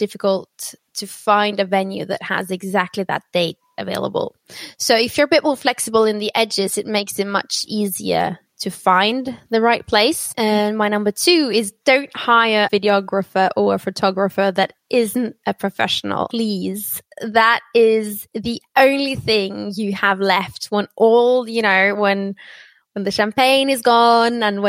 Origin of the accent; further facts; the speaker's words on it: Oslo, Norway; accent: British; I'm born and raised in Norway, but my mother's Brazilian and my father was from London